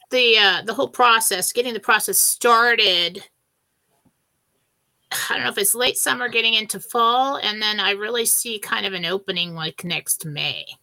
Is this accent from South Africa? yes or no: no; San Diego, California, United States; growing up in San Diego. And we know that people in Tijuana, right over the border, had pharmacies